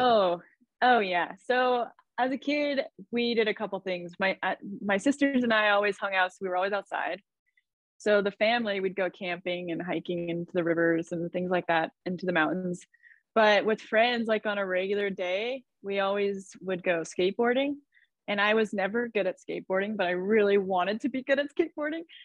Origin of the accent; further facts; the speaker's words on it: Idaho, United States; I grew up in Idaho. So it's like a small farm town outside of the capital, Boise.